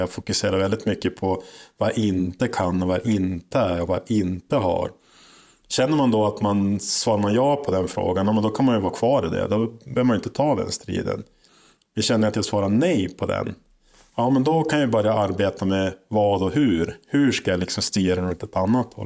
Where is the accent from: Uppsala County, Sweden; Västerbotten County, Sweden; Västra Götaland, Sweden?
Västerbotten County, Sweden; Holmsund; jag är född och uppväxt i Holmsund som ligger utanför Umeå här